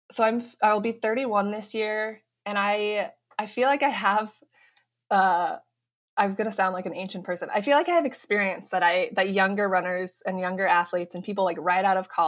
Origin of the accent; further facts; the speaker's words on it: Fort Collins, Colorado, United States; moved away as an adult; also born or lived in Boston, Massachusetts; I'm from Colorado, actually.